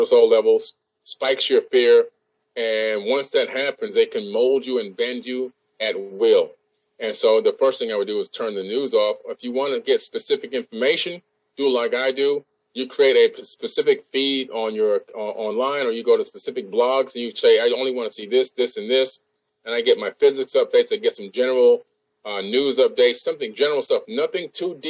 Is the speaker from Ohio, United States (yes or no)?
no; Boca Raton, Florida, United States; I'm from Boca Raton, Florida